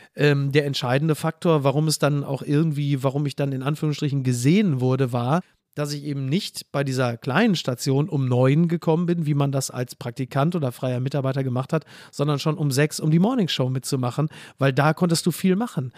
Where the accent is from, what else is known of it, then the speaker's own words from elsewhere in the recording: Castrop-Rauxel, North Rhine-Westphalia, Germany; now in Hamburg, Germany; bin ich wieder in meiner Heimatstadt